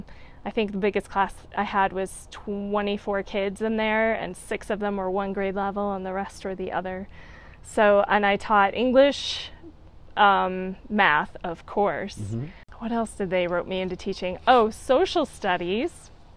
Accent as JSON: {"language": "English", "town": "Milwaukee", "region": "Wisconsin", "country": "United States", "tie": "born there", "said": "Went to school outside of Philadelphia, but originally from the Midwest. So I was born in Milwaukee, Wisconsin."}